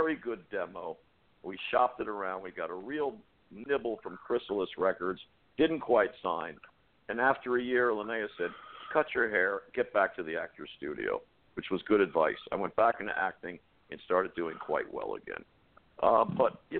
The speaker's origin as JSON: {"language": "English", "town": "Stamford", "region": "Connecticut", "country": "United States", "tie": "born or raised there", "said": "Connecticut. And I grew up in Stamford"}